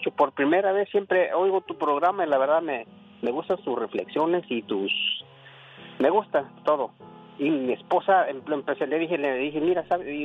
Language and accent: Spanish; Guerrero, Mexico; moved away; somos del estado de Guerrero